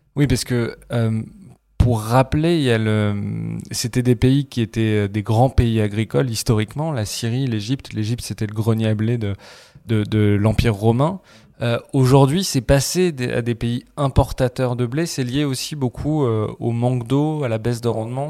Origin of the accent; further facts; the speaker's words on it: France; en tant que Français